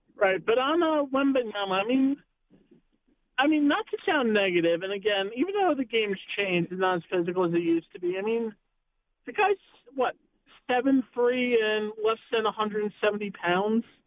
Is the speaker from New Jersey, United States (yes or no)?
yes; New Jersey, United States; now in Scottsdale, United States; I'm originally from New Jersey